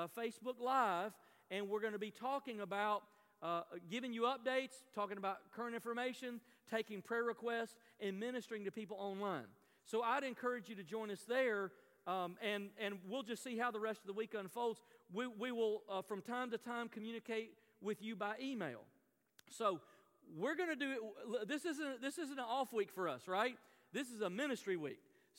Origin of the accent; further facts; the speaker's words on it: the South, United States; I grew up in the South, and telling a Southern extrovert you can't hug people anymore is like telling me not to breathe.